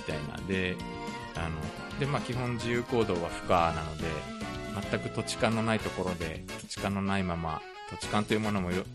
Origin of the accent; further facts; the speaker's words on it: Japan; also born or lived in South Korea; 日本生まれ韓国在住経験あり仕事でたまに聞きしている日本人